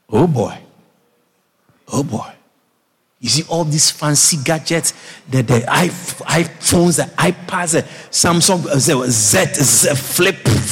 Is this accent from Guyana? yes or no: yes; Guyana; I said, Guyana